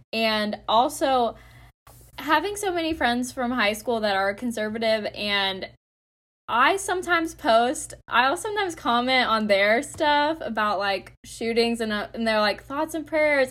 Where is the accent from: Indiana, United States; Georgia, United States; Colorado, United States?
Georgia, United States; Conyers; I have also voted at, uh, in my hometown in Conyers